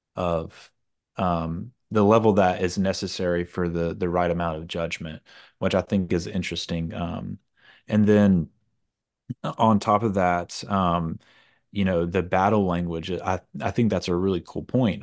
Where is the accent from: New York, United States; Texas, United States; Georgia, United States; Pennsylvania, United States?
Georgia, United States; moved away as an adult; now in Louisiana, United States; I'm originally from Georgia. I've been, I've been here for ten years now.